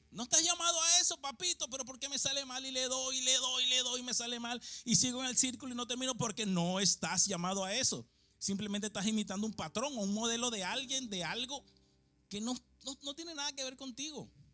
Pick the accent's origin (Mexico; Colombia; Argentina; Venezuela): Venezuela; moved away; yo nací en un barrio en Venezuela